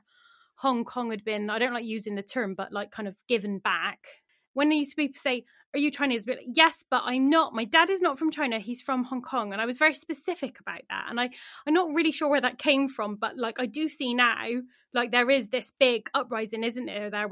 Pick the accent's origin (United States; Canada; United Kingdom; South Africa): United Kingdom; Bristol, South West England; I grew up in Knowle West